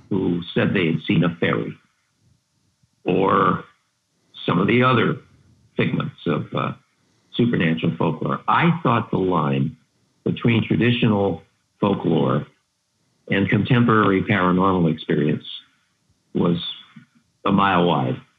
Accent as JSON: {"language": "English", "region": "New York", "country": "United States", "tie": "born or raised there", "said": "Yeah, near Buffalo."}